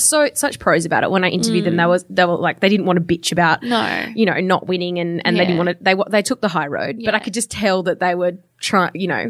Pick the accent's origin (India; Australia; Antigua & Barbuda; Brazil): Australia; Perth, Western Australia; now in Sydney, Australia; my family home in Perth.